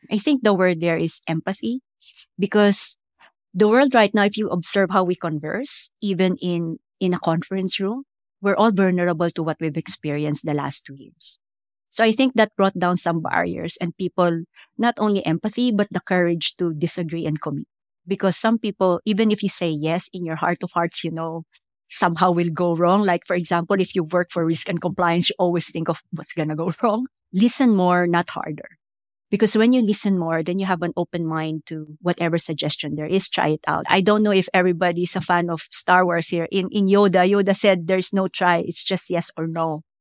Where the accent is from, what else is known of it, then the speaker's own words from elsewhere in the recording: Philippines; moved away as an adult; also born or lived in India / United States; now in London, United Kingdom; I grew up in the American bases because we used to have the U S bases in the Philippines